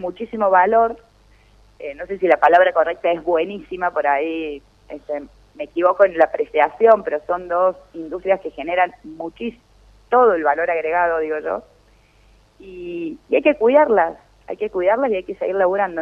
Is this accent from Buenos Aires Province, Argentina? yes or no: no; Río Cuarto, Córdoba, Argentina; also born or lived in La Carlota, Córdoba; para mí es un orgullo como reocuartense